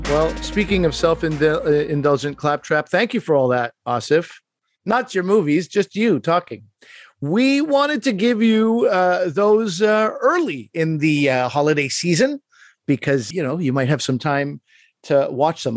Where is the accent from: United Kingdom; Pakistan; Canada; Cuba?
Pakistan; I am Pakistani